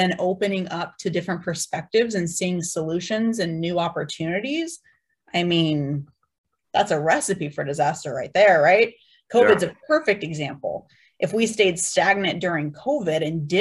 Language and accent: English; San Diego, California, United States; I'm from San Diego. So I went to SDSU